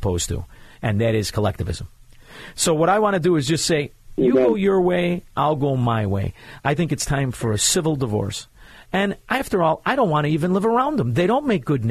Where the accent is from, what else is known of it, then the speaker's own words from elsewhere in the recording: Chicago, Illinois, United States; I'm from Chicago.